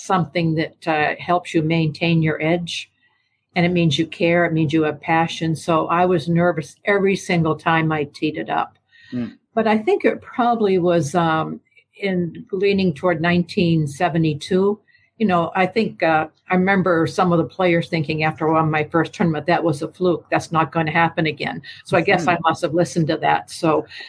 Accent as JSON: {"language": "English", "town": "Portsmouth", "region": "New Hampshire", "country": "United States", "tie": "born or raised there", "said": "I grew up in New Hampshire"}